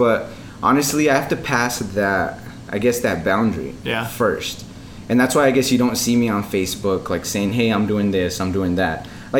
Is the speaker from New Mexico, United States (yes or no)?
yes; Albuquerque, New Mexico, United States; moved away as an adult; now in Chicago, United States; For those of you that don't know me, been living in Chicago for about 2.5 years. I'm originally from Albuquerque, New Mexico.